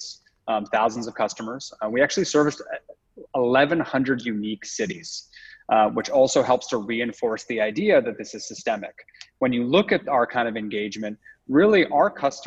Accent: Toronto, Ontario, Canada; moved away as an adult; also born or lived in London; I'm Canadian originally, so I'm from Toronto

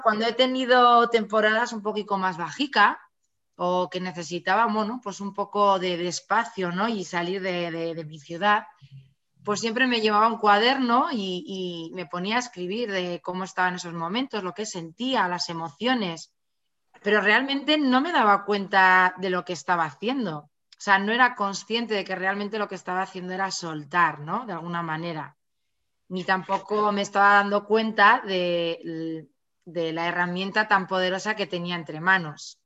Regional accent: Pamplona, Navarre, Spain; yo soy de Pamplona, de Navarra, eh, vivo, he vivido toda la, vivo aquí toda la vida

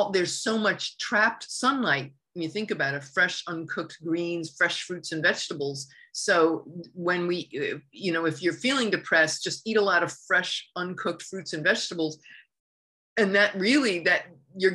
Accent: Northeast, United States; moved away; I grew up in the Northeast

